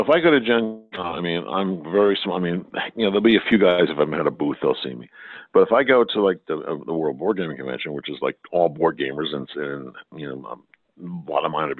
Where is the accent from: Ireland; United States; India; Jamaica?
Ireland; and from my side, being Irish, a blessing upon you all.